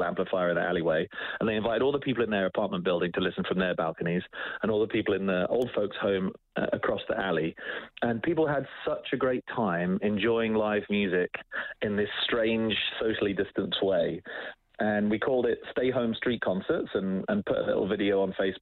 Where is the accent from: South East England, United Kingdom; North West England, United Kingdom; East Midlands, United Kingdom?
East Midlands, United Kingdom; Oakham; now in Edmonton, Canada; I grew up in England in a very small town called Oakham